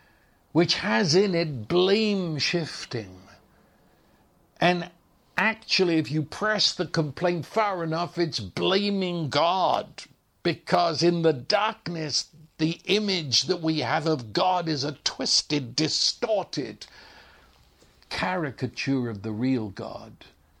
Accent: England, United Kingdom; now in United States; of course, I was raised speaking English, and I know you listen to my accent and you immediately say that you're English. I know that. But the truth is, when I go back to England, they think I'm an American

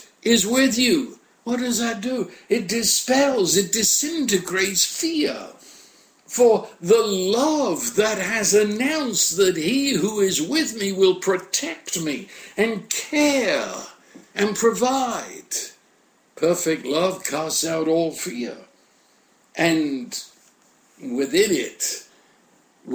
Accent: United Kingdom; I'm British

